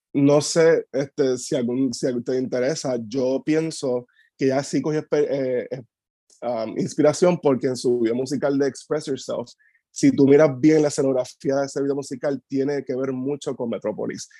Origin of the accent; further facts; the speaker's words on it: Maunabo, Puerto Rico; also born or lived in Caguas / Patillas; now in Humacao, Puerto Rico; Yo nací en Cagua, me crié en Maunabo y Patilla y vivo ahora en Macao